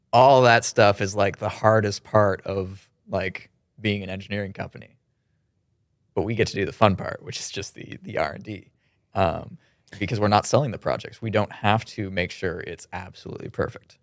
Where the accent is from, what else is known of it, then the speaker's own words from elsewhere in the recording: Kitchener, Ontario, Canada; we're from Kitchener